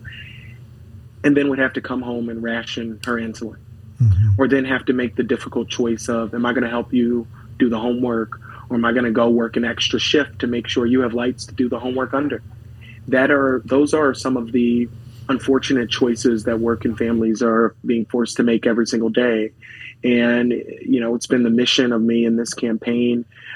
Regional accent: Philadelphia, Pennsylvania, United States; third generation to North Philadelphia. Really, grateful now as a state representative to be able to represent the neighborhood that I was born and raised

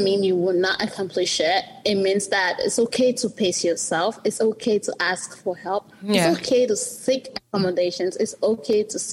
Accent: Buea, Southwest Region, Cameroon; I was born in Boya, Cameroon

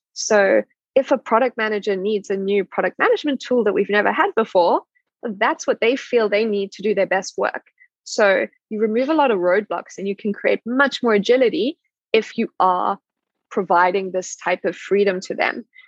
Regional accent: South Africa; moved away; I'm South African

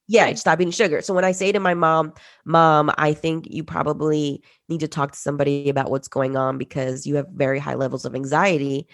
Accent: New Jersey, United States; also born or lived in Peru; I was born in Peru and we migrated to the US, specifically North Jersey, in the 90s.

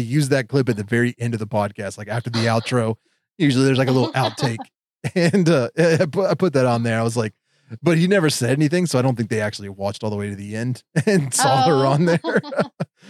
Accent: Huntington, West Virginia, United States; my hometown, which was Huntington, West Virginia

